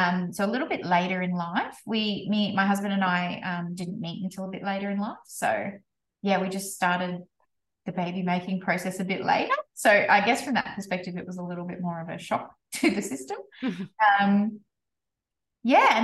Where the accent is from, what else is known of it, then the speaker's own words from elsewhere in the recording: North Queensland, Australia; I grew up in North Queensland on a sugarcane farm